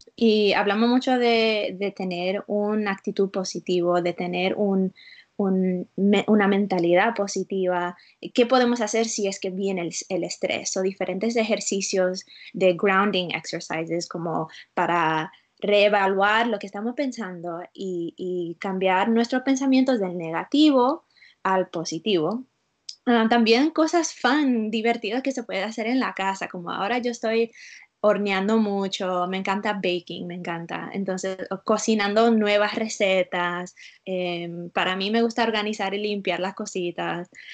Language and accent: Spanish; Utah, United States; Spanish is a second language; also born or lived in South Florida; now in Florida, United States; viviendo en la sur de la Florida, pero vengo de las montañas de Utah. So, yo soy de la otra parte de los Estados Unidos